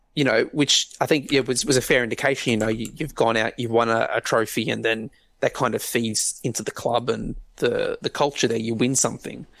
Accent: Australia; I'm Australian

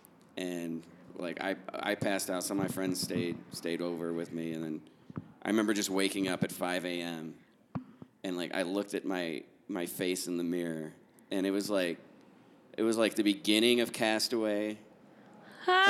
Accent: Chicago, Illinois, United States; I'm from Chicago.

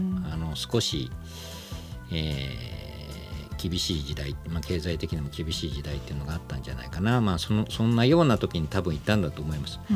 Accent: Chiba, Japan; moved away as an adult; also born or lived in Tokyo / Ebetsu, Hokkaido; 東京生まれの千葉育ちですかね

